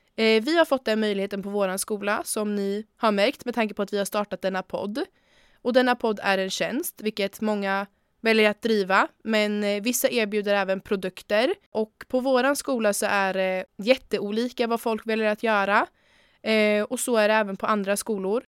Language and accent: Swedish; Örebro, Örebro County, Sweden; also born or lived in Switzerland; Jag föddes i Schweiz och jag bodde där tills jag var sju då jag flyttade hit med mina föräldrar